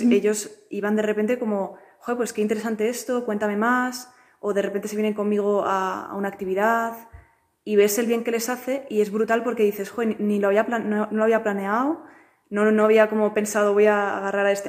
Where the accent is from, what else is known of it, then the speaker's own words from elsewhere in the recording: Madrid, Community of Madrid, Spain; soy de Madrid